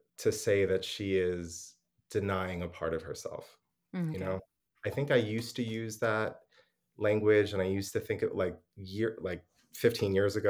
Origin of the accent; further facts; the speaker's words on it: United States; And so I am US American. I, like everybody here, am being breastfed on US American racism.